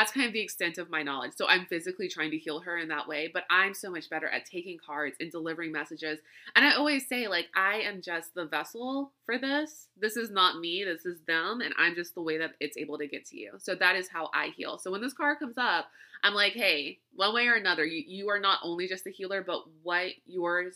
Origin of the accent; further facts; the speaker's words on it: Louisiana, United States; moved away; where I grew up in Louisiana